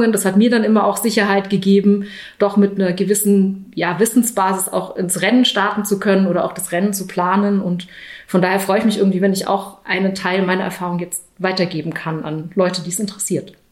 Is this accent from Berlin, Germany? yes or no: no; Baden-Württemberg, Germany; Ich bin am Bodensee groß geworden ähm, und was mich dann fast 30 Jahre meines Lebens begleitet hatte, war der Reitsport